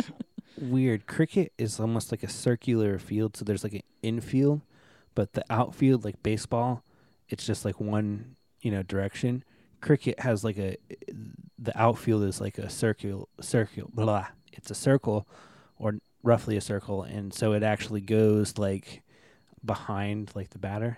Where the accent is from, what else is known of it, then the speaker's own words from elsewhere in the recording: United States; I'm American